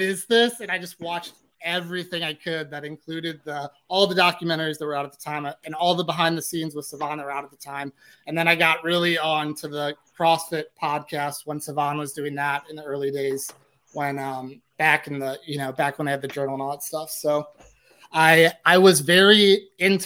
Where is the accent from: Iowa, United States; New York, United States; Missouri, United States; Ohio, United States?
Missouri, United States; St. Louis; also born or lived in Dallas, Texas; I was born and raised in St. Louis and lived in Dallas for like 4 years.